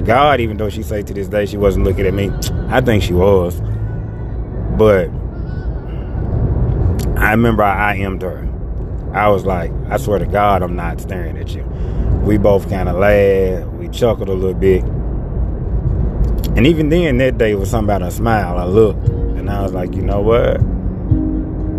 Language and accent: English; Memphis, Tennessee, United States; I'm from Memphis as well